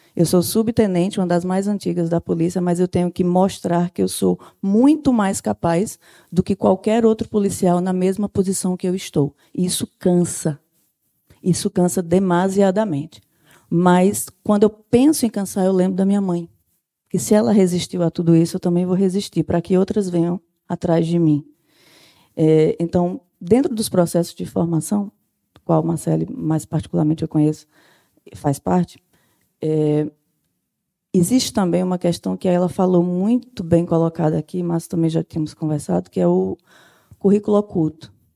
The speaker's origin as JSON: {"language": "Portuguese", "region": "Sertão", "country": "Brazil", "moved": "yes", "said": "eu não sou daqui da capital, eu sou sertaneja"}